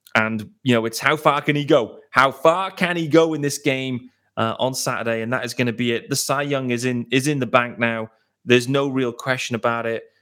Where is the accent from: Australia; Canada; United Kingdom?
United Kingdom; I am extremely excited as a British baseball fan